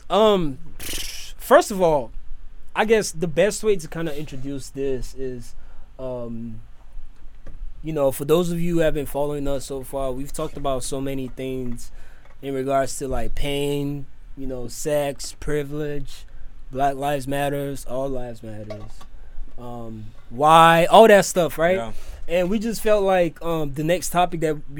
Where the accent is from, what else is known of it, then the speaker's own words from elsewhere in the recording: Nigeria; I'm a Nigerian boy.